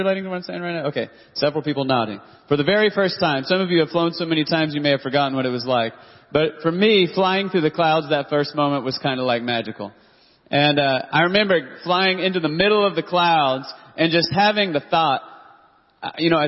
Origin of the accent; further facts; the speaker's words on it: Dallas-Fort Worth area, Texas, United States; I grew up in the Dallas-Fort Worth area